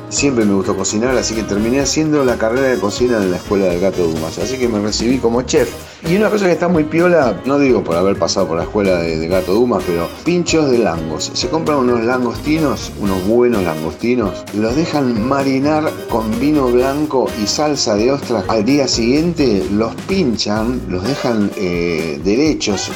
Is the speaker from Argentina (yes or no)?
yes; Argentina; músico argentino